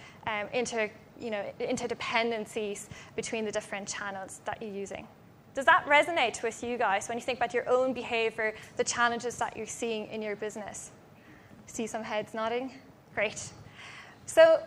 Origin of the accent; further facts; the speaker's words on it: Germany; moved away; I'm actually from Germany originally